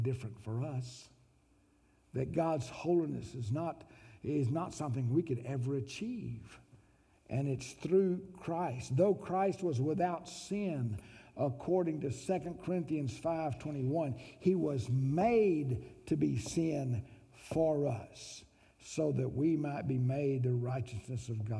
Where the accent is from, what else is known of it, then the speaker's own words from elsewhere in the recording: Mountain View, Arkansas, United States; now in Fayetteville, United States; I came from Mountain View, Arkansas.